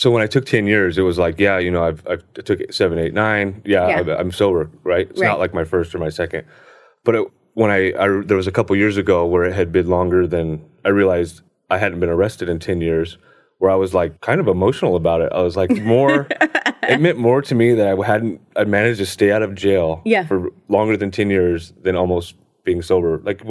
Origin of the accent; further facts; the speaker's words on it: Hesperia, California, United States; So I grew up in the high desert. I grew up in a small town. At the time, it was a very small town called Hesperia.